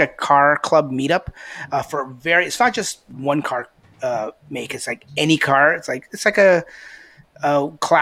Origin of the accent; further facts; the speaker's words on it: Canada; we're all Canadian. It's an all-Canadian